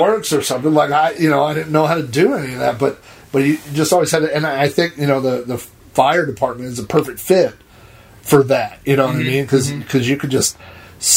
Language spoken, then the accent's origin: English; Yukon, Oklahoma, United States; we grew up in Yukon